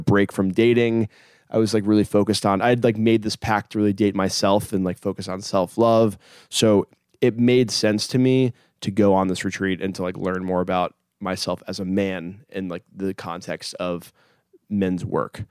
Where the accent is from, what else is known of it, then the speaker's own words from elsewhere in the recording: Hampton, Virginia, United States; moved away; I'm 31 and I'm from Hampton, Virginia originally.